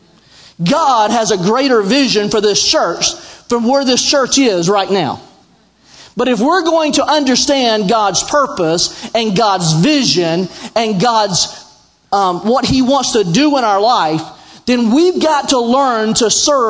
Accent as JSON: {"language": "English", "town": "Sandy Cross", "region": "Georgia", "country": "United States", "tie": "born or raised there", "also_born_or_lived": "Franklin Springs, Georgia", "said": "I came from Sandy Cross, Georgia"}